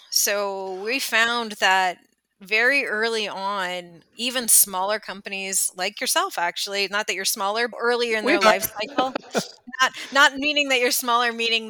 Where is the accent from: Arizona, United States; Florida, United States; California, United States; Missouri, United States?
California, United States; I grew up in Northern California, about 5.5 hours north of San Francisco. So the middle of nowhere, lots of redwood trees, beautiful coastline, not a lot else.